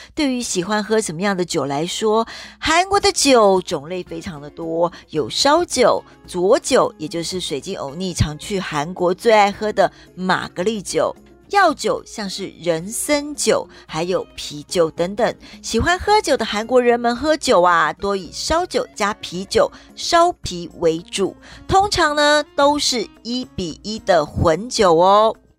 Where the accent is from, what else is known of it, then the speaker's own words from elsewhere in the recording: Taiwan; 我们台湾人